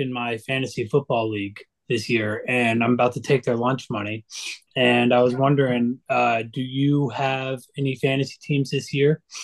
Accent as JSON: {"language": "English", "town": "Dallas", "region": "Texas", "country": "United States", "said": "I'm actually from Dallas myself, and uh, I grew up a Texas fan."}